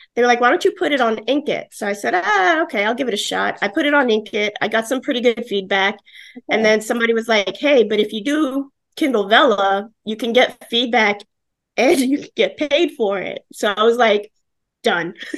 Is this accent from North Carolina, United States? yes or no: no; New York City, New York, United States; now in Florida, United States; I'm an Italian from the Bronx